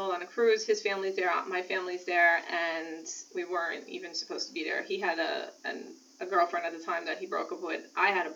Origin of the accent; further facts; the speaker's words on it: Brooklyn, New York, United States; I grew up in Brooklyn